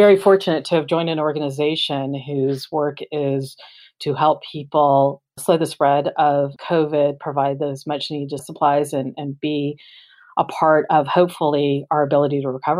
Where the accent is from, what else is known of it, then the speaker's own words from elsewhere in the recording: Florida, United States; moved away; also born or lived in Los Angeles; I grew up in Florida, where disasters of hurricanes and tornadoes certainly had an impact when I grew up